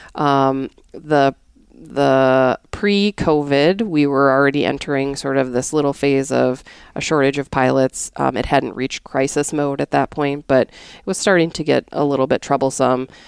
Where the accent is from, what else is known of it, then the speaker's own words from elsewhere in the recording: North Dakota, United States; moved away as an adult; also born or lived in Connecticut; I am originally from North Dakota